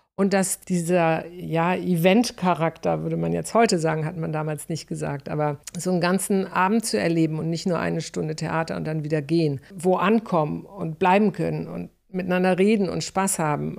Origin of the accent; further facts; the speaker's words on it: North Rhine-Westphalia, Germany; moved away as an adult; also born or lived in Stuttgart; ich vom Niederrhein